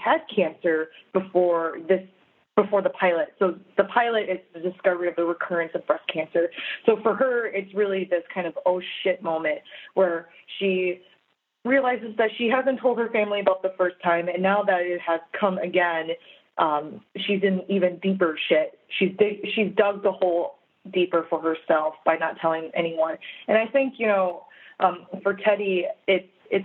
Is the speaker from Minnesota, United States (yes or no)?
yes; Minnesota, United States; I was born and raised in Minnesota. I've lived there for all my life.